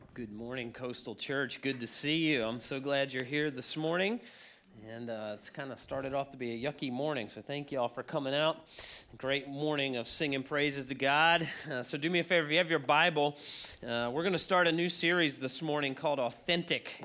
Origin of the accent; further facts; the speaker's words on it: Baltimore, Maryland, United States; also born or lived in Chicago; I moved back to my hometown in Baltimore